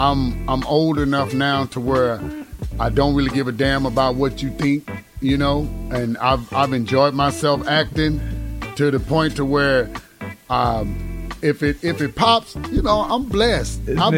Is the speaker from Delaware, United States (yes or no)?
no; Cleveland, Mississippi, United States; Yeah, man. Cleveland.